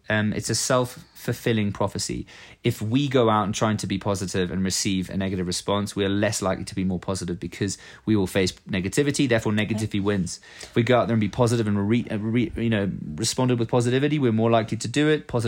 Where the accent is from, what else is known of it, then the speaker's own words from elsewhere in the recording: England, United Kingdom; now in Norway; When I first moved to Norway, {S1} yeah, {S0} I came from England. And in England, uh, you know, we have this sort of gentlemanly uh, approach